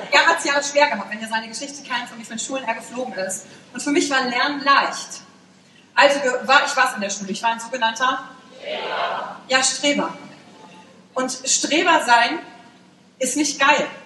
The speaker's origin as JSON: {"language": "German", "town": "Wülfrath", "region": "North Rhine-Westphalia", "country": "Germany", "tie": "born there", "said": "ich bin geboren in Wülfrath."}